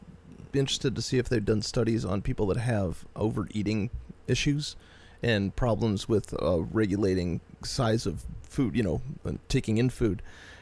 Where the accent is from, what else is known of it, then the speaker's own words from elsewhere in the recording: United States; I'm an American.